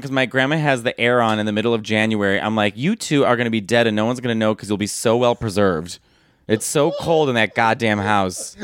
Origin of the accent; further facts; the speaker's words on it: Arlington Heights, Illinois, United States; also born or lived in Chicago / Manhattan; In Arlington Heights in Chicago